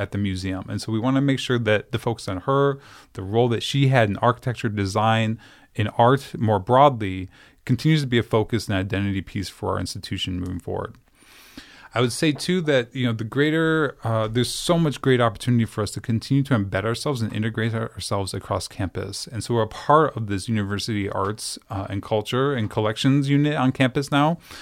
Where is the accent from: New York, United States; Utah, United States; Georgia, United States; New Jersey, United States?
New York, United States; Syracuse; moved away; I grew up in Syracuse, New York